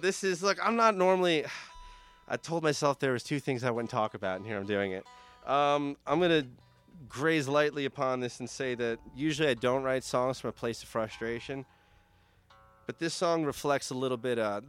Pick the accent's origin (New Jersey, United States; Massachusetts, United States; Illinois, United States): New Jersey, United States; I'm from New Jersey, as we mentioned